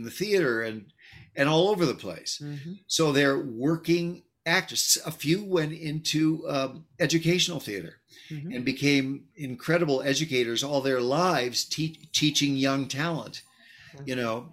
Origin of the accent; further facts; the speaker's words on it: Chicago, Illinois, United States; moved away; Chicago, my hometown